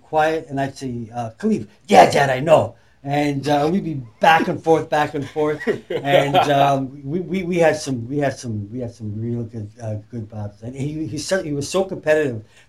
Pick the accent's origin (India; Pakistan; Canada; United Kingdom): United Kingdom; Leeds, Yorkshire and the Humber; moved away; I was born in Leeds, England. That's right. I'm still a UK lad